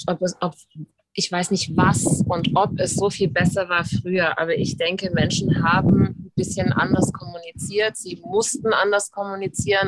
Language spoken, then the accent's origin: German; United States; ich als Amerikanerin